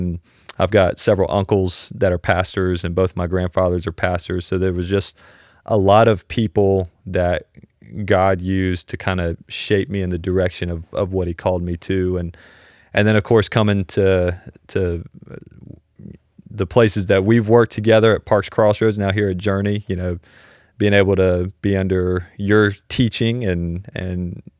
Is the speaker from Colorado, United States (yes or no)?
no; Abingdon, Virginia, United States; born there; I was born in Abingdon, Virginia, and that's where I lived the first 6 years of my life.